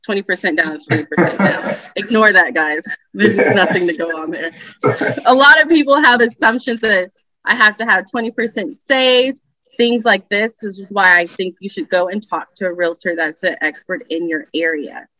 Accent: Allen, Texas, United States; I am from the Dallas area. As I said, I grew up in Allen

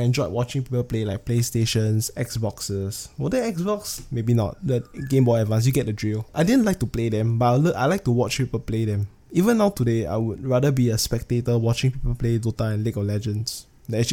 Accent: Singapore; I'm from Singapore

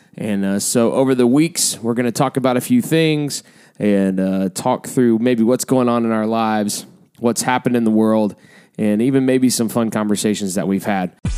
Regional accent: Lower Alabama, United States; moved away as an adult; also born or lived in Illinois; now in Sioux Falls, United States; we are originally from Lower Alabama

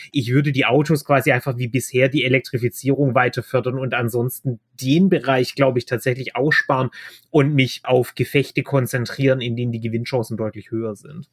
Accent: Baden-Württemberg, Germany; Ich komme aus Baden-Württemberg, da werden wir grün regiert

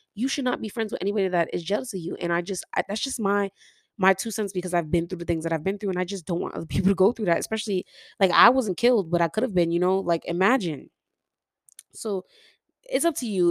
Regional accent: New York City, New York, United States; I'm from New York City

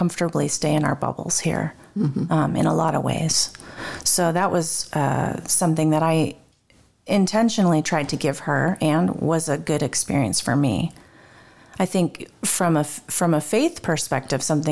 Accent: United States; moved away as an adult; also born or lived in Turkey; raised in the States

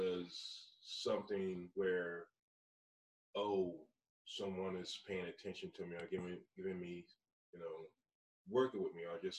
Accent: New Iberia, Louisiana, United States; moved away as an adult; also born or lived in Alabama; now in Indiana, United States; I'm originally from New Iberia, Louisiana. It's southwest Bayou country.

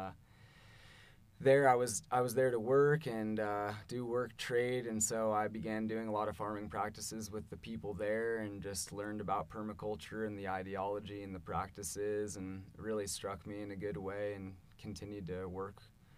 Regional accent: Boulder, Colorado, United States; I grew up in North Boulder around Wonderland Lake

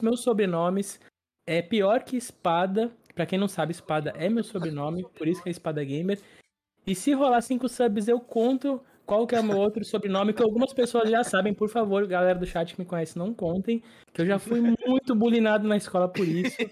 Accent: Santos, São Paulo, Brazil; also born or lived in São Vicente; eu sou natural é, de Santos, litoral de São Paulo, e moro em Santos, litoral de São Paulo

